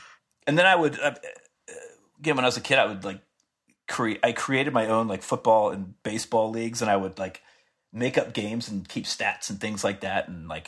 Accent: Pearl River, New York, United States; born there; I was born in right outside of New York City in a town called Pearl River.

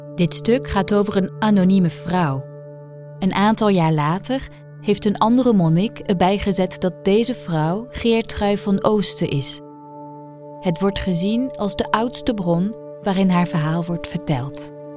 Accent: France; moved away; uit Frankrijk, het land waar ik ben opgegroeid

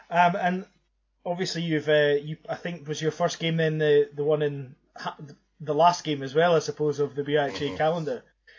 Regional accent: Paisley, Scotland, United Kingdom; obviously growing up in Paisley and things, university hockey maybe wasn't around even in Scotland, let alone Glasgow back in the days when the Lagoon Centre was still on the go, certainly.

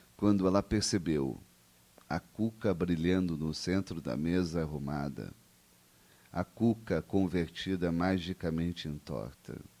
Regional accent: Caxias do Sul, Rio Grande do Sul, Brazil; Caxias do Sul, minha terra natal

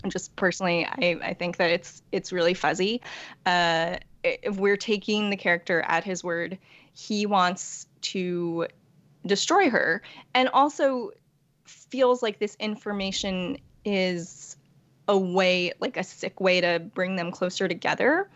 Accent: New York, United States; also born or lived in Korea; I was born in Korea and adopted as a baby uh, by white parents in New York. And so I, I really don't know Korea at all

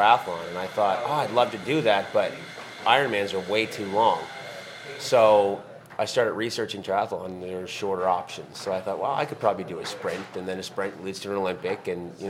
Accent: Dartmouth, Nova Scotia, Canada; moved away as an adult; now in Las Vegas, United States; We're identical twin brothers. We were born and raised in Dartmouth, Nova Scotia, Canada.

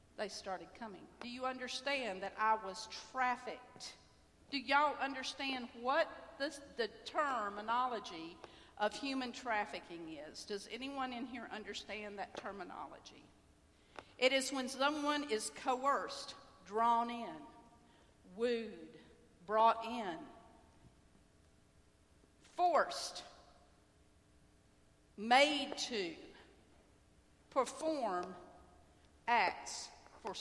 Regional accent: Homewood, Alabama, United States; also born or lived in Birmingham, Alabama; I grew up in Birmingham, Alabama. I grew up in Homewood, Alabama

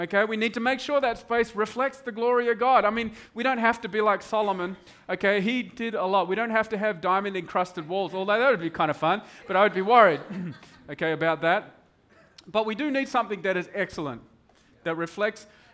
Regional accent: Broome, Western Australia, Australia; moved away; It was the only TV show up in Broome where we grew up.

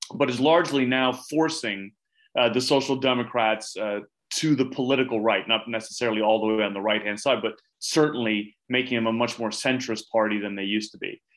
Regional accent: United Kingdom; also born or lived in United States; now in Sweden; I also grew up in the UK

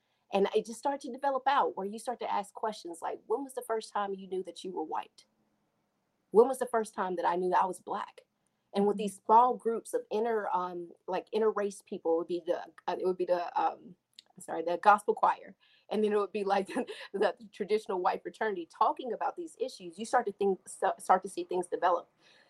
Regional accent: Mississippi, United States; even though I'm from Mississippi, praise God.

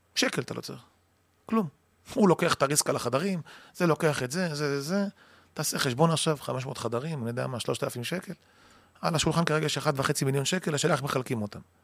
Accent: Kiryat Motzkin, Haifa District, Israel; אני גדלתי במקום שנקרא מוצקין, קריית

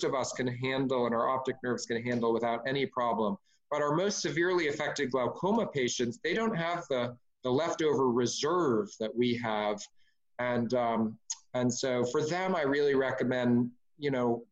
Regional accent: California, United States; as a Californian

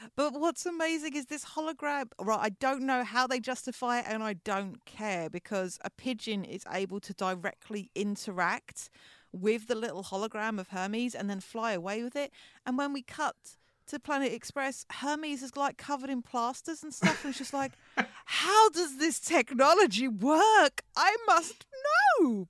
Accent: England, United Kingdom; We, as our accents may clue you in, we are English.

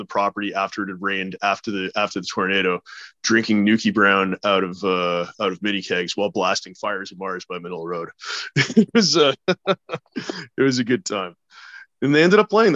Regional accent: Canada; we're from Canada

